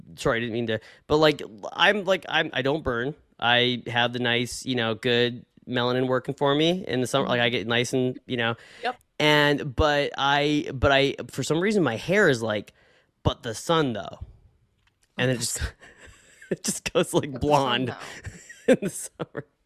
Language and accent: English; Bellingham, Washington, United States; went to school in my hometown right here in Bellingham